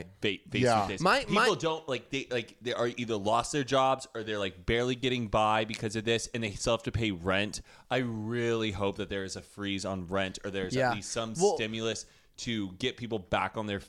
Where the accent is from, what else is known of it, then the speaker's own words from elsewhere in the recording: Texas, United States; Adam, where are you from? And he was like, Texas. And I'm like, me too?